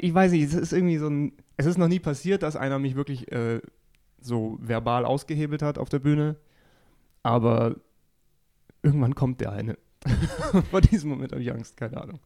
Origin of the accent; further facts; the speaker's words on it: Geretsried, Bavaria, Germany; meine gesamte Familie da sein wird, weil es in meiner Heimatstadt eben ist